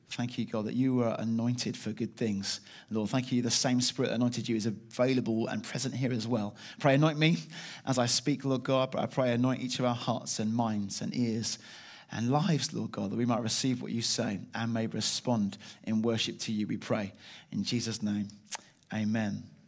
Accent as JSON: {"language": "English", "town": "Chalfont St Peter", "region": "South East England", "country": "United Kingdom", "tie": "born or raised there", "said": "I was brought up in, uh, Chelfont, Saint Peter in Buckinghamshire"}